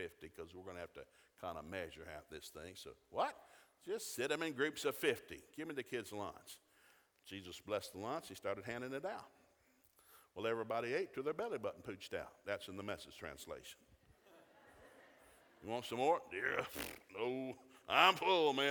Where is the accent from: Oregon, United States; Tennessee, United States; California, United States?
Tennessee, United States; Chattanooga; We didn't have a lot of Catholics when I grew up in Chattanooga.